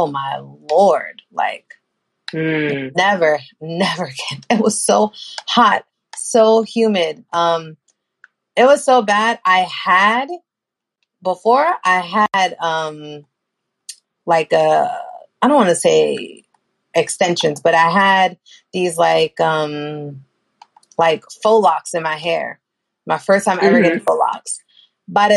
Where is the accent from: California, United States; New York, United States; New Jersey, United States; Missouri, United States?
New York, United States; now in Florida, United States; being a New Yorker is extra hot.